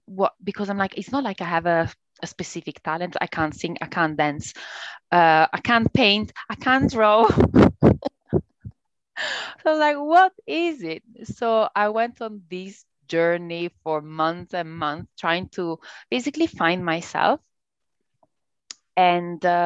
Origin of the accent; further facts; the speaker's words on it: Italy; accent: Italian; English is a second language; Italian. But you can tell from my accent, I guess